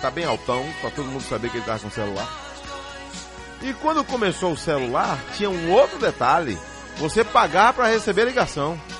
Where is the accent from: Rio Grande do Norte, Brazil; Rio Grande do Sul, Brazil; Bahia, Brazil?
Bahia, Brazil; Itabuna; Sou, nascido em Itabuna. Nasci em Itabuna.